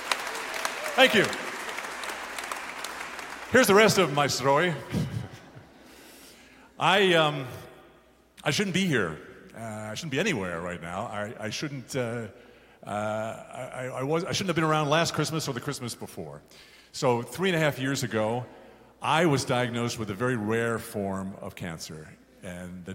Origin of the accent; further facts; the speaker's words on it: Garden City, New York, United States; when I grew up on Long Island, I lived in a place called Garden City